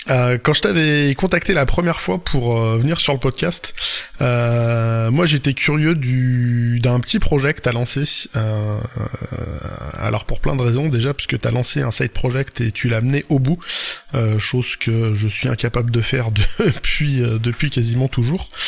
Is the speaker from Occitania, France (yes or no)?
no; Brittany, France; euh, je suis bretonne.